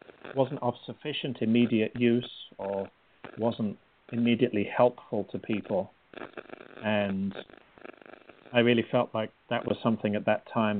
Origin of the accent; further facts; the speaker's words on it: England, United Kingdom; moved away as an adult; also born or lived in Connecticut; now in Newport News, United States; I grew up in England and came out to the U.S. Almost 20 years ago now to go to graduate school